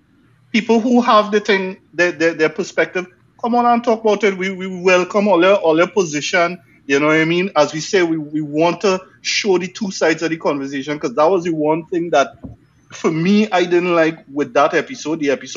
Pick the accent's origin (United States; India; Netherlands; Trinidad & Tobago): Trinidad & Tobago; South Trinidad; growing up in South